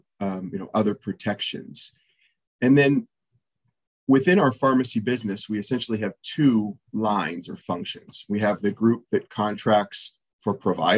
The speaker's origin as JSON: {"language": "English", "area": "just outside of Toronto", "region": "Ontario", "country": "Canada", "tie": "born or raised there", "moved": "as an adult", "lives_now": "Nashville, United States", "said": "I spent the first years of my career in Canada, where I grew up just outside of Toronto"}